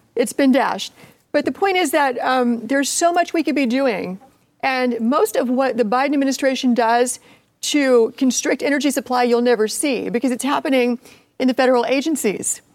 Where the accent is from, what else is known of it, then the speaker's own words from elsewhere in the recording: Appalachia, United States; I'm from Appalachia